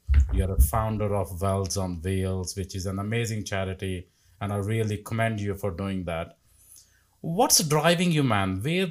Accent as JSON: {"language": "English", "country": "India", "moved": "as an adult", "said": "20 years ago, when I came from India, when I worked as a dental nurse, worked in a factory, I had absolutely nothing."}